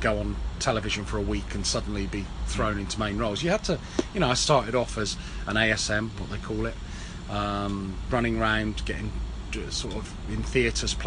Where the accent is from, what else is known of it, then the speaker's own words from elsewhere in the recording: Cornwall, South West England, United Kingdom; moved away as an adult; I came from Cornwall